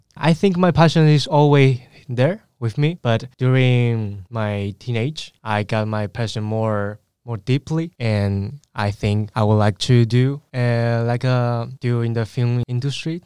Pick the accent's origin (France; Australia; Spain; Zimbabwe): Spain; English is a second language; I was born in Spain, and I was grown in Spain, like, as well